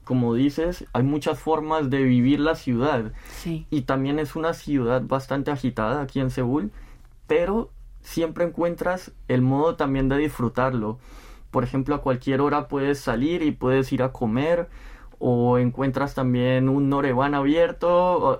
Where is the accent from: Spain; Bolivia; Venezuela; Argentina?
Spain; moved away as an adult; now in South Korea; soy de España